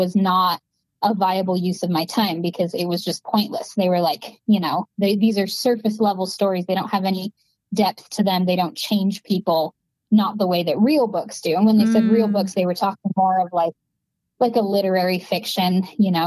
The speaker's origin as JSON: {"language": "English", "town": "Vernon", "region": "Utah", "country": "United States", "tie": "born or raised there", "moved": "yes", "said": "I'm from Vernon, Utah, which is a really small farming town. There are more cows than people"}